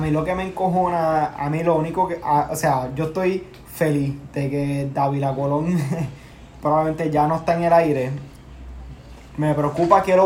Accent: Puerto Rico; moved away as an adult; now in United States; somos siete boricuas

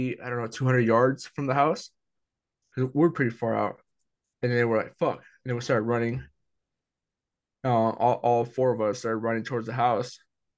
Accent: Jalisco, Mexico; moved away; we're from Jalisco

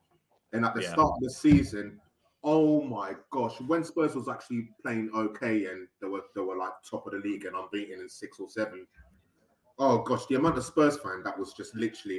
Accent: England, United Kingdom; also born or lived in West Africa; because I wasn't born in England, I was born in West Africa, so I moved there when I was really, really young.

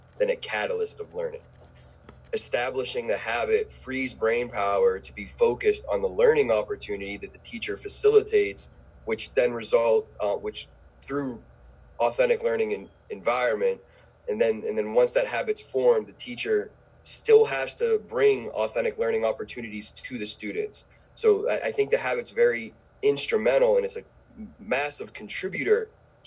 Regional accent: Pittsburgh, Pennsylvania, United States; moved away as an adult; now in Brevard County, United States; I'm an educator from Pittsburgh, Pennsylvania, that has found his place educating at Heritage High School in Brevard Public Schools

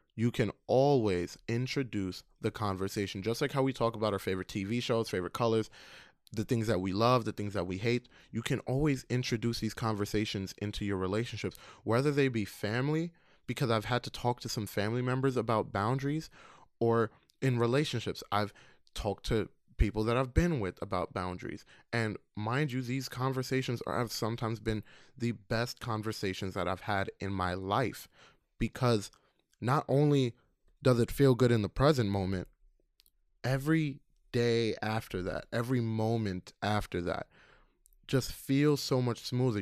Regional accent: New York City, New York, United States; also born or lived in Queens; I was born in Queens, raised in Brooklyn

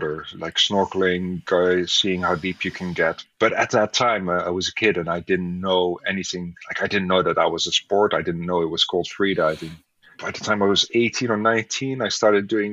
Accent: Netherlands; I grew up in the Netherlands, so water is always nearby

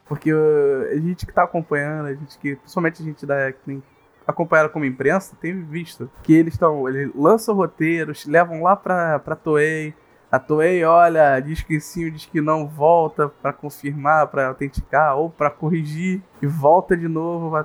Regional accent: Rio de Janeiro, Brazil; eu sou carioca

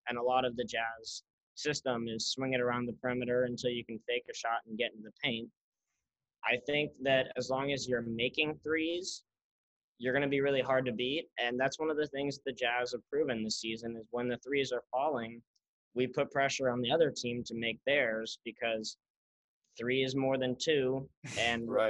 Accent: Salt Lake City, Utah, United States; moved away as an adult; now in Syracuse, United States; I grew up in Salt Lake

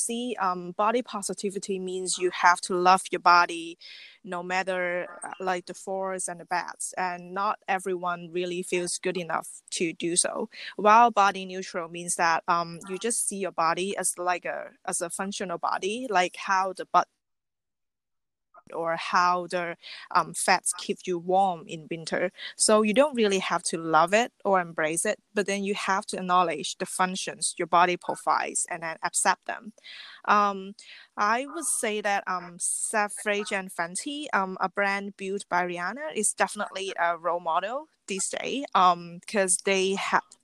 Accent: Hong Kong; I'm born and raised in Hong Kong

